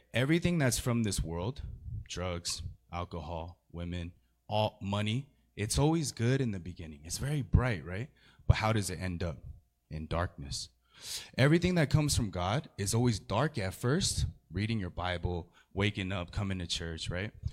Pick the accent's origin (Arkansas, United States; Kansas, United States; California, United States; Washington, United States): California, United States; San Gabriel Valley; I'm from the San Gabriel Valley